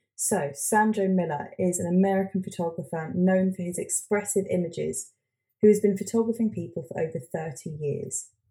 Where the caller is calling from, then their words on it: London, United Kingdom; also born or lived in Hastings; we're based in London, but I'm calling from Hastings